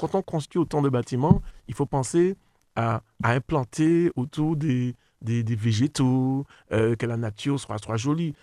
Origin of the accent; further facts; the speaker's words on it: Le Robert, Martinique; j'ai grandi euh, au Robert